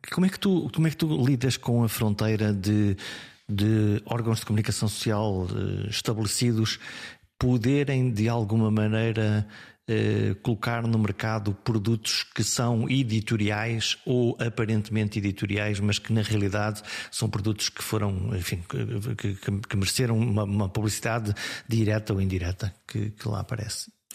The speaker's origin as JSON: {"language": "Portuguese", "town": "Viana do Castelo", "region": "Norte", "country": "Portugal", "tie": "born or raised there", "said": "a minha terra é Viana do Castelo"}